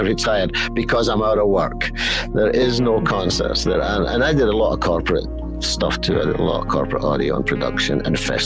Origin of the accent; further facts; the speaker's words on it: Scotland, United Kingdom; I'm Scottish